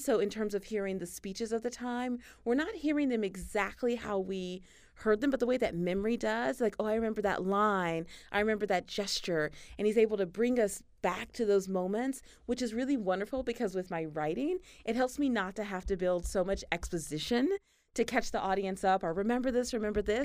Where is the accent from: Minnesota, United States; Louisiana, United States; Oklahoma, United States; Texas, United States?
Texas, United States; Tennessee Colony; I grew up in East Texas, this tiny town. It's not even a town, really. There's more cows than people. It's called Tennessee Colony